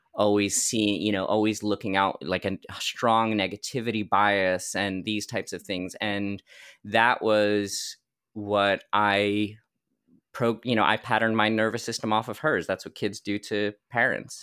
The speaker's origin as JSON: {"language": "English", "region": "New Jersey", "country": "United States", "tie": "born or raised there", "said": "a massage school in New Jersey, in my hometown"}